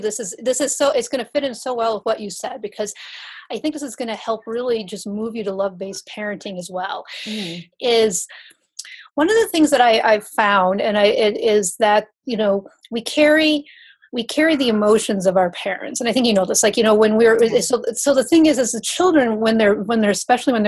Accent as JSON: {"language": "English", "region": "Wisconsin", "country": "United States", "tie": "born or raised there", "said": "I grew up in Wisconsin"}